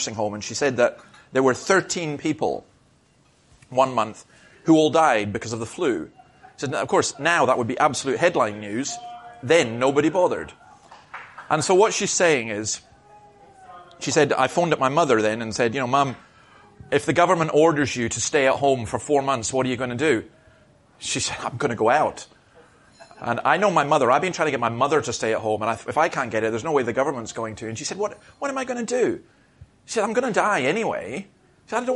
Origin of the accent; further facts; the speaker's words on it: Scotland, United Kingdom; I'm a Scottish Presbyterian